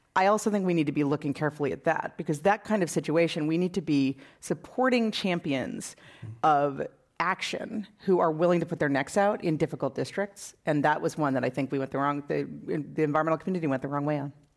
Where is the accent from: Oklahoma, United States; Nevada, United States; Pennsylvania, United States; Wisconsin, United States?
Wisconsin, United States; now in California, United States; I'm from Wisconsin